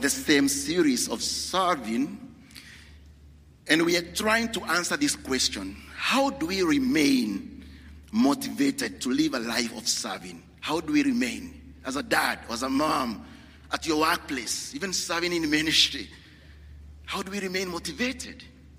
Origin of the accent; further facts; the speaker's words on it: Kenya; moved away; I'm from Kenya